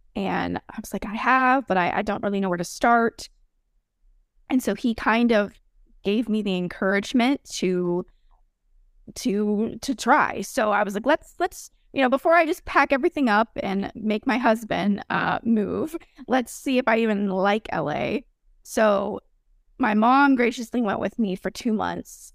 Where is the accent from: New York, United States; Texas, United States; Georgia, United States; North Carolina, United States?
Texas, United States; moved away; also born or lived in Florida; I'm from Texas originally